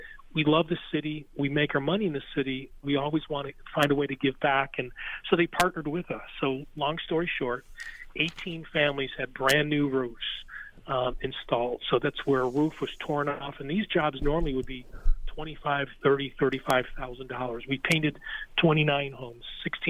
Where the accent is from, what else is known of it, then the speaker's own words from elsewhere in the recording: Buffalo, New York, United States; We love being in the Northeast in Buffalo. And, of course, there's extra oomph for me being my hometown.